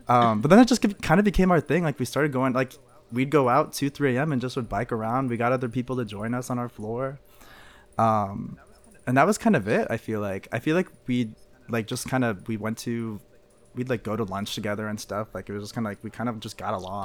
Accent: Missouri, United States; moved away as an adult; also born or lived in St. Louis; now in Savannah, United States; I'm from Missouri

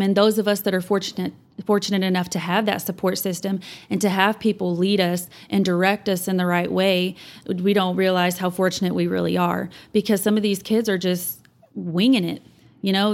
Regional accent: Canyon, Texas, United States; also born or lived in Amarillo, Texas / Plainview, Texas; I was born here, but I was raised in Canyon

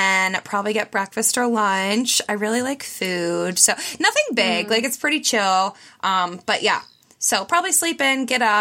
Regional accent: Pittsburgh, Pennsylvania, United States; I've always lived in the area. I'm from Pittsburgh, like suburb of Pittsburgh

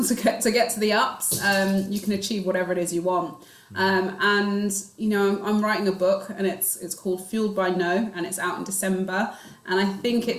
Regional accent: London, United Kingdom; I grew up in Northwest London, Stonebridge Park, which is just tucked behind Wembley

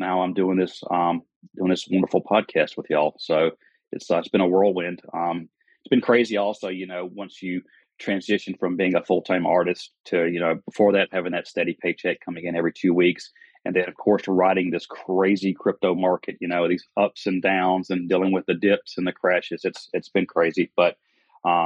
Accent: the South, United States; accent: Southern; I live in South Carolina. If you couldn't tell by my accent, I'm a Southerner.

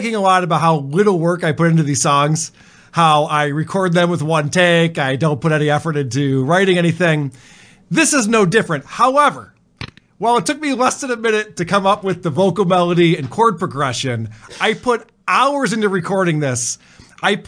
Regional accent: Western New York, United States; we're from Western New York

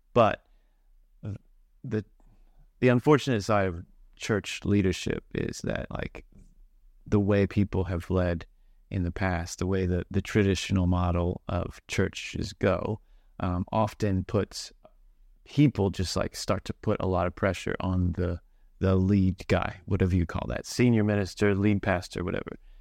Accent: Kentucky, United States; born or raised there; moved away as an adult; also born or lived in Christchurch, New Zealand; now in Auckland, New Zealand

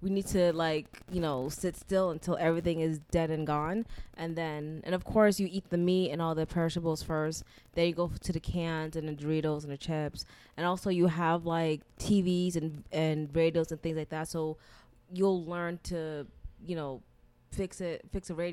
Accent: Florida, United States; I'm from Florida

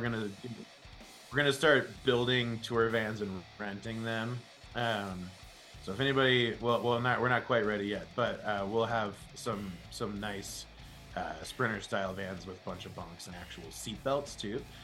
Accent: Denver, Colorado, United States; my hometown

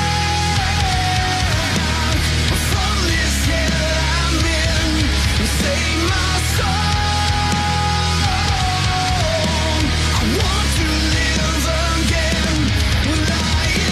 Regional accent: Missouri, United States; I'm from Missouri.

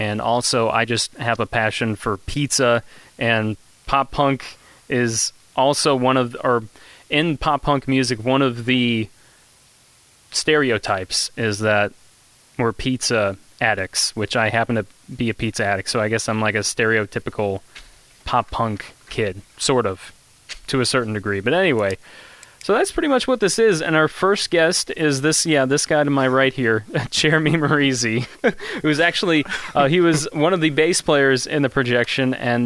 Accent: Kankakee, Illinois, United States; the Kankakee, Illinois area, which is my hometown area where I'm from

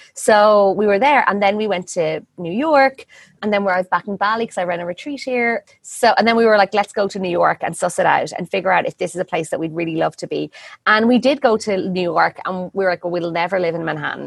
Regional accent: Ireland; moved away as an adult; also born or lived in India; I'm Irish

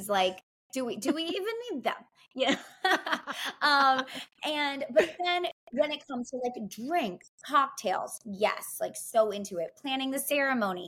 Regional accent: New Jersey, United States; now in New York, United States; I'm from New Jersey.

